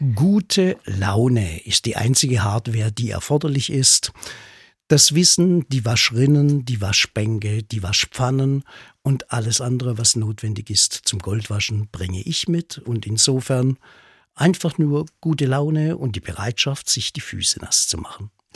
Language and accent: German; Black Forest, Baden-Württemberg, Germany; bei uns in der Region im Schwarzwald